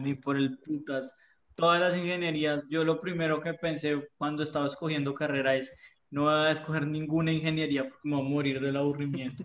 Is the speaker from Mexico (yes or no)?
no; Colombia